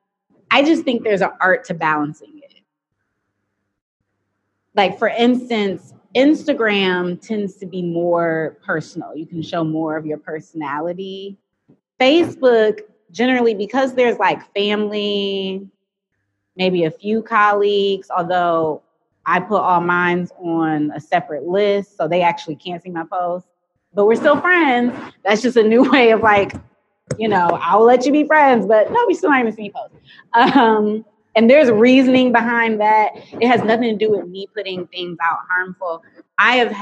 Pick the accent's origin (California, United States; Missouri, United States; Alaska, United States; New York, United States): New York, United States; also born or lived in Washington, D.C.; now in Michigan, United States; I'm from New York